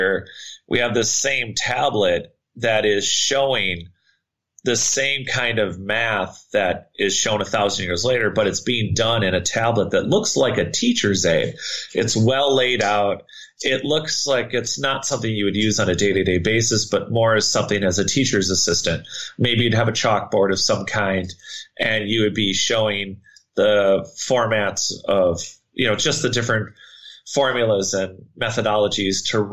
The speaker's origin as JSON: {"language": "English", "region": "Minnesota", "country": "United States", "tie": "born or raised there", "said": "I grew up in Minnesota"}